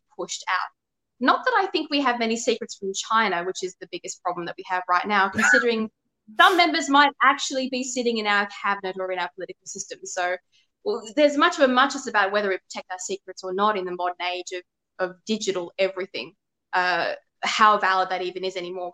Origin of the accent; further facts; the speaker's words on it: Sydney, New South Wales, Australia; I was born on the North Shore of Sydney. I went to school there in a private school